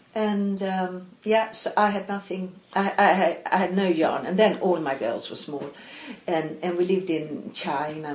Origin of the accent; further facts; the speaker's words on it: Malmö, Skåne, Sweden; English is a second language; moved away; also born or lived in Stockholm; I was born in Stockholm, and, oh. uh, but I grew up in Malmö.